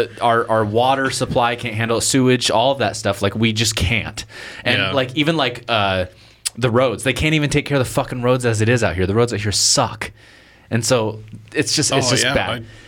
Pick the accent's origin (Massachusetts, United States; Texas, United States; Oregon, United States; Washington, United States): Oregon, United States; Portland; now in New Plymouth, United States; I came from Portland, and everyone was like, ooh. And I was just like, and that's why I'm here, is because I'm not Portland material.